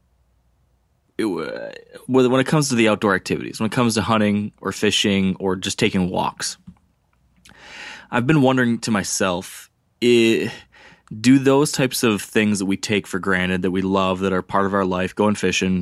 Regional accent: Michigan, United States; my home state here in Michigan

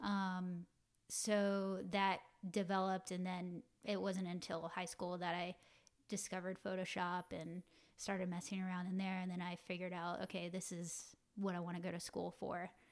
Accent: Roswell, Georgia, United States; moved away as an adult; now in Los Angeles, United States; I'm from Atlanta, Georgia. Um, in particular, a little suburb town called Roswell. And, um, yeah, just your typical, um, you know, family growing up in the South

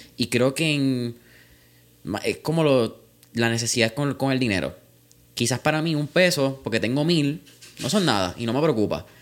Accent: Puerto Rico

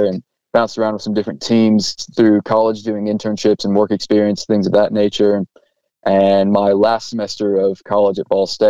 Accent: Indianapolis, Indiana, United States; moved away as an adult; now in Australia; I'm from Indianapolis, born and raised

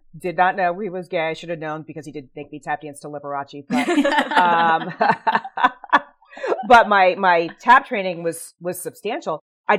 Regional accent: Manchester, New Hampshire, United States; Well, I grew up in New Hampshire, Manchester, New Hampshire. Started dancing around 8 or 9, and New Hampshire was very light.

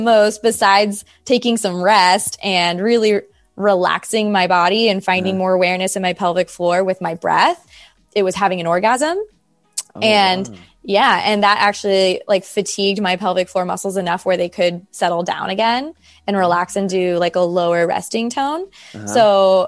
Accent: California, United States; I'm from California

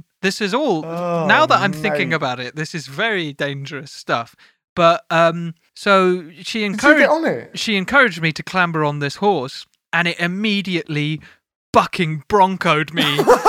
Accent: Hartford, North West England, United Kingdom; But in year five, I was hanging out in Tanner's Crescent, which is near where I grew up in Hartford.

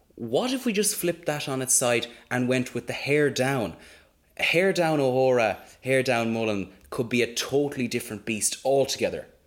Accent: Mayo, Connacht, Ireland; we are from Mayo

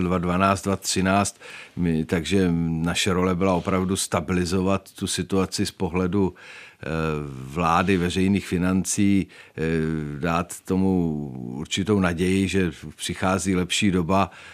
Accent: Czechia; My jako Češi

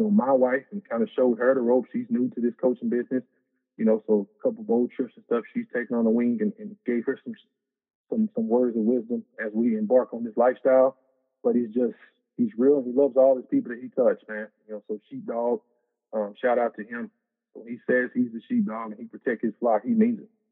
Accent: Lufkin, Texas, United States; I'm from Lufkin. Uh, played there at Lufkin High School

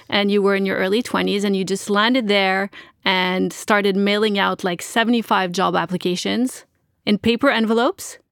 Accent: Montreal, Quebec, Canada; I'm from Montreal

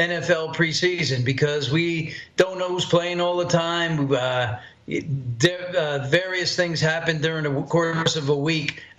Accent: Poughkeepsie, New York, United States; I'm from Poughkeepsie, New York

